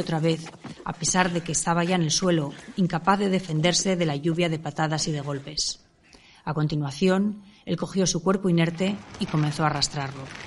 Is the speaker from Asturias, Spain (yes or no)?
yes; Avilés, Asturias, Spain; aquellos avilesinos que superamos la treintena